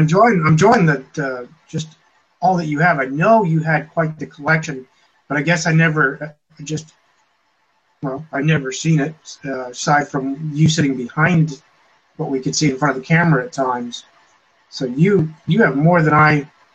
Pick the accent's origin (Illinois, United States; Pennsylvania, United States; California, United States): Pennsylvania, United States; Clearfield; I was in my hometown. Many of you know it as well as where Jason is from, Clearfield, Pennsylvania.